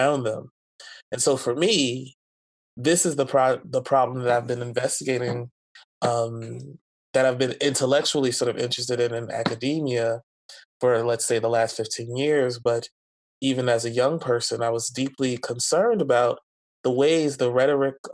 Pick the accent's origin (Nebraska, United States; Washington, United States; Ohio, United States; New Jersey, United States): New Jersey, United States; also born or lived in Philadelphia; the church that I grew up in New Jersey, and then churches in Philadelphia